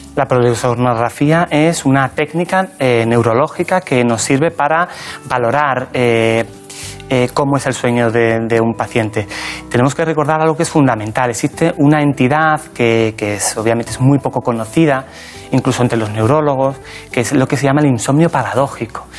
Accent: La Barca de la Florida, Andalusia, Spain; moved away as an adult; now in Madrid, Spain; Yo nací en un pueblecito pequeño de la provincia de Cádiz que se llama La Barca de la Florida ...está en la campiña jerezana

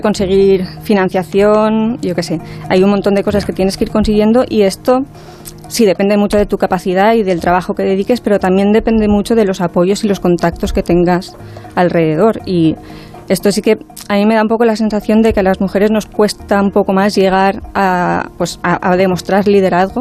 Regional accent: Spain; somos pues, dos españolas

